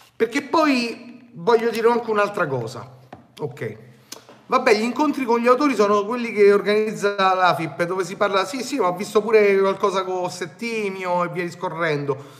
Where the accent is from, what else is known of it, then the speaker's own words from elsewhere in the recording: Rome, Lazio, Italy; also born or lived in Turin; so di Roma